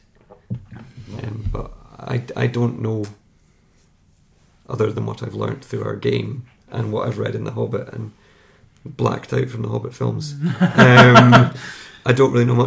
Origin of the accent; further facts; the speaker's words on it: Scotland, United Kingdom; I'm Scottish